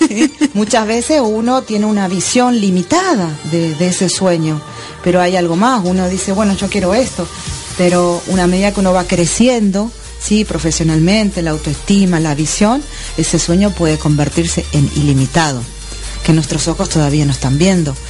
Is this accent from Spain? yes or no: no; Argentina; moved away as an adult; also born or lived in Miami; now in Florida, United States; salí de Argentina con 400 dólares